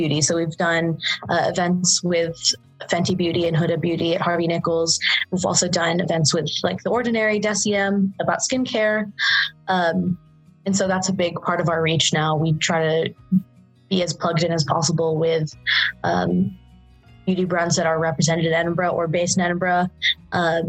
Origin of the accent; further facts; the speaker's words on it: Saudi Arabia; moved away as an adult; I was an international student. I'm from Saudi Arabia and I was coming from the Middle East